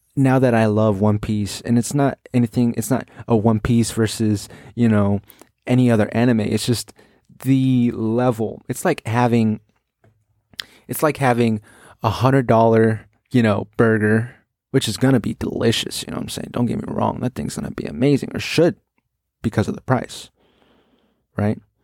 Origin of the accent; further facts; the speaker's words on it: United States; I'm an American